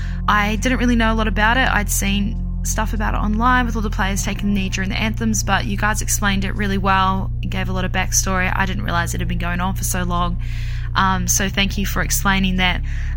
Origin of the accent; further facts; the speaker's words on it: New Zealand; now in Sydney, Australia; I'm from New Zealand, but I'm currently living in Sydney, Australia.